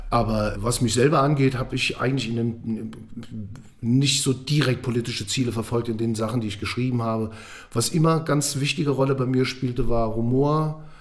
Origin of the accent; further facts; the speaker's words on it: Eifel, Germany; now in Frankfurt, Germany; ich bin in der Eifel groß geworden